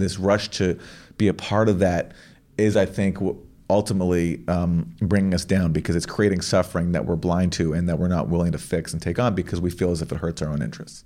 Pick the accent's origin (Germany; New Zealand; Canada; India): Canada; I'm from Canada